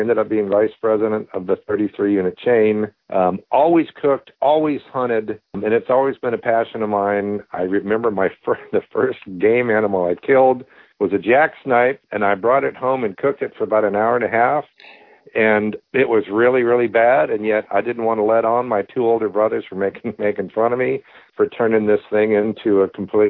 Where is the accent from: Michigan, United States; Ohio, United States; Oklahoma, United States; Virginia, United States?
Virginia, United States; now in Sacramento, United States; I grew up in Virginia as a kid.